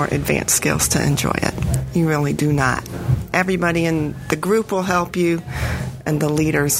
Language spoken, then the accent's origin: English; Silver Hill, Alabama, United States; I'm from Silver Hill, Alabama, which is near Mobile.